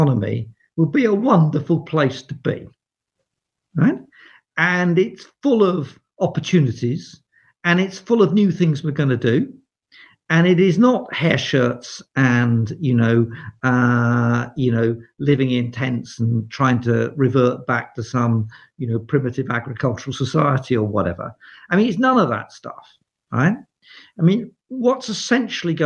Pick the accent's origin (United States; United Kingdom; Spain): United Kingdom; England; I'm English